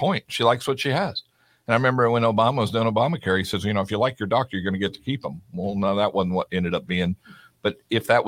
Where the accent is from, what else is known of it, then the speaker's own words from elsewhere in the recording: California, United States; moved away; also born or lived in Florida; I was born in California